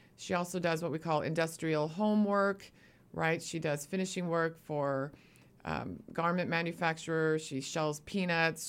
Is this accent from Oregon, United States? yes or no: yes; Eugene, Oregon, United States; also born or lived in Arizona; now in Portland, United States; I'm actually a native Oregonian. I'm from Eugene, Oregon.